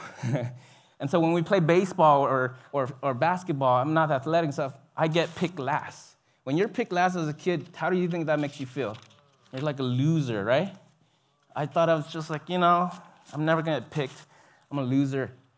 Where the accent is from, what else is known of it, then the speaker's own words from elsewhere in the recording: Binh Duong, Vietnam; moved away; I grew up there in South Vietnam, in a city called Bình Dương.